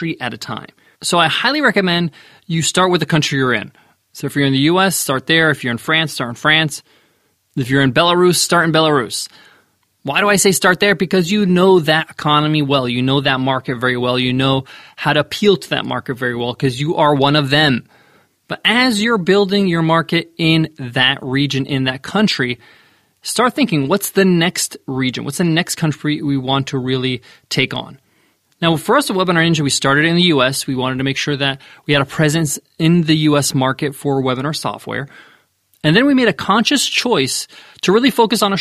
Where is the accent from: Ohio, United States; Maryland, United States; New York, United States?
New York, United States; I'm from New York